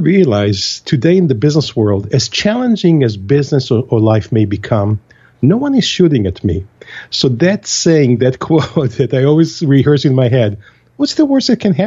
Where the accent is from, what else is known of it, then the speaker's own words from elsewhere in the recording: Israel; moved away as an adult; now in United States; I was born and raised in Israel, and I was 22 or 21 years of age right after the military service when I first had the opportunity to arrive to the U.S.